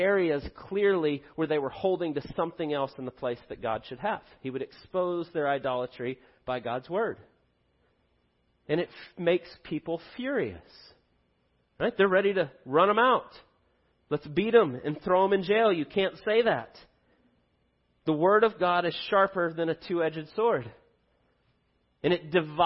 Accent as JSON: {"language": "English", "country": "United States", "said": "We are blessed beyond belief to live in the United States"}